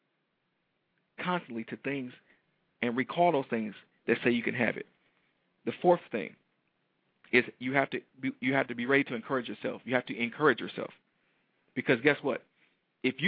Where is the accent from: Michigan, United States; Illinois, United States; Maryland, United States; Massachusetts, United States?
Michigan, United States; Detroit; a young black male from Detroit